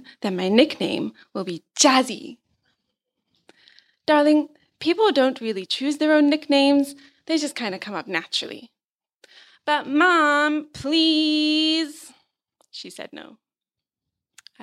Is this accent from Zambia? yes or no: yes; Zambia; I was brought up in Zambia